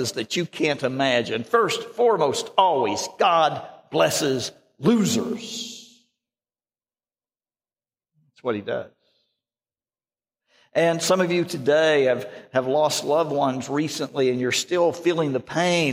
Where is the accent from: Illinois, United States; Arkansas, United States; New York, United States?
Arkansas, United States; I come from Arkansas.